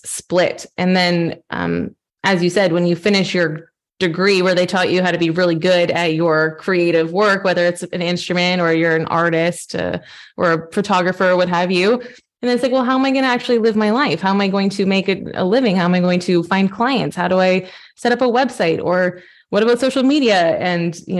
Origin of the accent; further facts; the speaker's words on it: Canada; moved away as an adult; now in Europe; I'm Canadian. I'm a pianist, a classical pianist, and I moved over to Europe 10 years ago this summer.